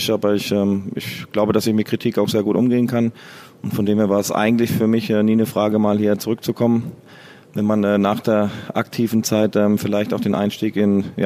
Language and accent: German; Southern Germany, Germany; now in Bochum, Germany; ich kam ja aus, ursprünglich aus dem Süden oder komme aus dem Süden, wo meine, meine meine Heimat ist. Und äh, Bochum ist ja meine, meine Heimat geworden.